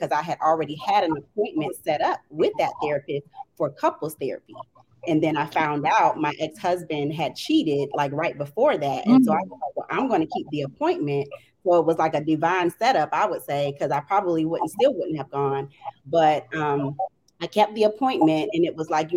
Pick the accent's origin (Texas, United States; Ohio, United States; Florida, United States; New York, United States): Florida, United States; Jacksonville; moved away as an adult; now in Washington, D.C., United States; I'm originally from Jacksonville, Florida